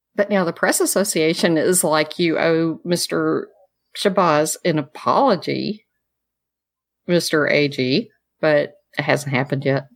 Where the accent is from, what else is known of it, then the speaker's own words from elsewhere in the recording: the South, United States; I'm a girl from the South